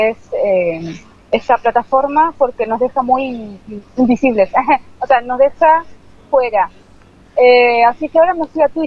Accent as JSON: {"language": "Spanish", "town": "Florencio Varela", "region": "Buenos Aires Province", "country": "Argentina", "said": "De Ingeniero de la Carolina, de muy, muy, muy lejano."}